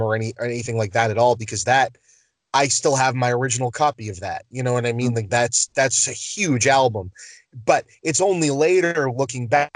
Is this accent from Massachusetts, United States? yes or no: yes; Boston, Massachusetts, United States; We're from Boston